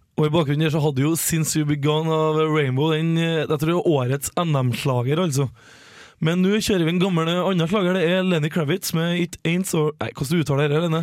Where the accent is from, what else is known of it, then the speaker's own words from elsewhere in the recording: Levanger, Trøndelag, Norway; vi er jo begge fra Levanger kommune, både jeg og Helene